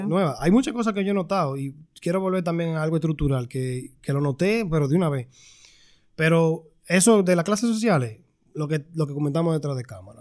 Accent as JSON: {"language": "Spanish", "town": "Santo Domingo Este", "region": "Distrito Nacional", "country": "Dominican Republic", "moved": "as an adult", "lives_now": "United States", "said": "Yo soy de Santo Domingo Este"}